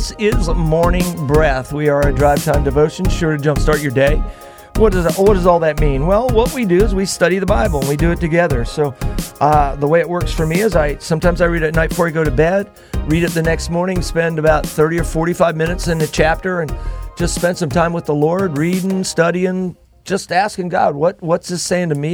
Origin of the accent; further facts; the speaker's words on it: Miami, Florida, United States; also born or lived in Merritt Island, Florida; I grew up in Florida. I grew up in Miami.